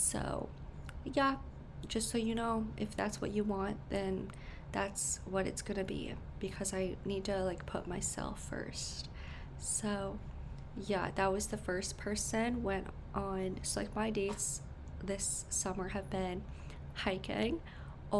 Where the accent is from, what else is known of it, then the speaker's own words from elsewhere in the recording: Connecticut, United States; born in Connecticut